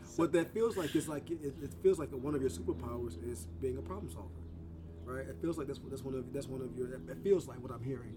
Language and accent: English; the South, United States; I'm from the South